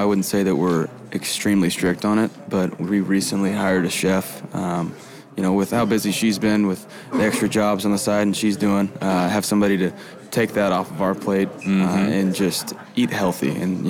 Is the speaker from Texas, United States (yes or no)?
yes; Texas, United States; moved away; I'm from Texas.